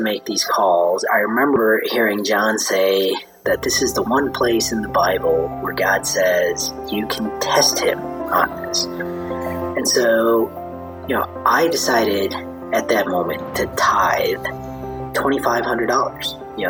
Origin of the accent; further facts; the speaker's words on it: Chicago, Illinois, United States; moved away as an adult; also born or lived in India; now in Austin, United States; moved to Chicago when I was 3